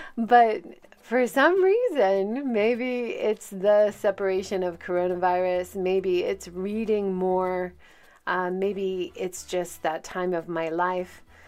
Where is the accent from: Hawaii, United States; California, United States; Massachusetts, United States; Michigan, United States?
Hawaii, United States; now in Hiroshima, Japan; I grew up in Hawaii